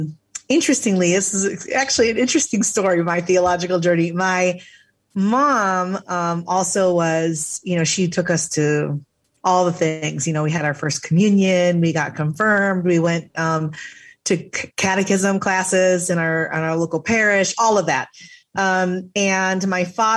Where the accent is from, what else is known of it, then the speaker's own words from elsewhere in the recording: just outside of Chicago, Illinois, United States; I grew up just outside of Chicago